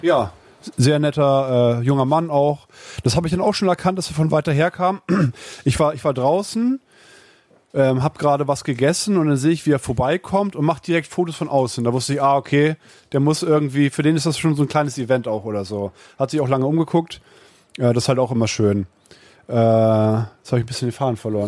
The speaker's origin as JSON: {"language": "German", "town": "Uelzen", "region": "Lower Saxony", "country": "Germany", "said": "In Uelzen. Ich komme aus Uelzen."}